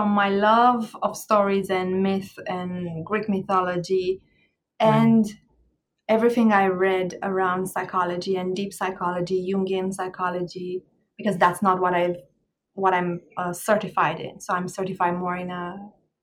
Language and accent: English; Romania; moved away as an adult; also born or lived in Ireland; now in Jamaica; I was born in Romania and I grew up in Romania, in Eastern Europe. I left my country in my 30s and I moved to Ireland for a little bit before Jamaica